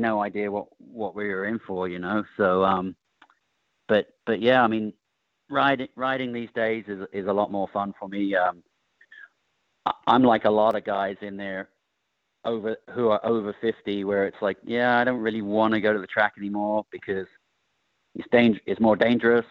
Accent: England, United Kingdom; now in California, United States; I grew up in England

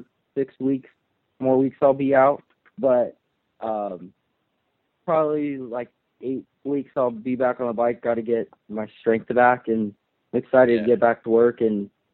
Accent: Eastvale, California, United States; I'm 17. I'm from Eastvale, California.

